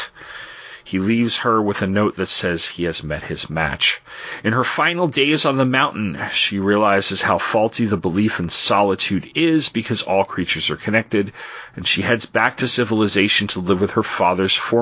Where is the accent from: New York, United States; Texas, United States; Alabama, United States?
New York, United States; Long Island; also born or lived in Washington, D.C. / Charlottesville area, Virginia; now in Charlottesville, United States; I grew up on Long Island